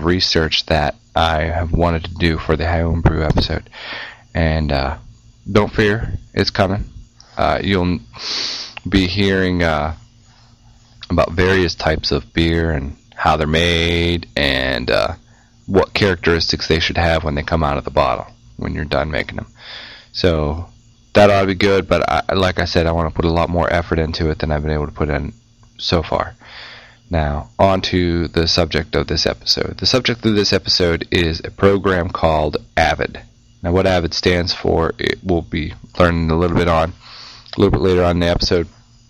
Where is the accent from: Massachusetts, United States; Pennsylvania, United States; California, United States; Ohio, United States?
Pennsylvania, United States; now in North Carolina, United States; I used to be from Western Pennsylvania, now I'm from Eastern Carolina.